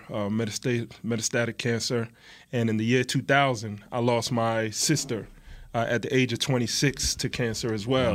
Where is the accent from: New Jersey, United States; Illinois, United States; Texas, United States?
New Jersey, United States; We're from Jersey